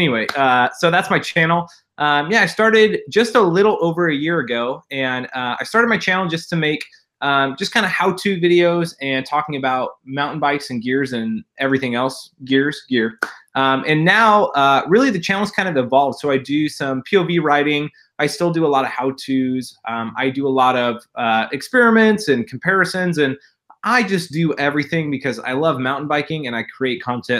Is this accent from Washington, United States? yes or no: yes; Bothell, Washington, United States; also born or lived in Portland, Oregon; now in Bellingham, United States; I actually grew up about an hour and a half south in a suburb called Bothell. It's a suburb of Seattle.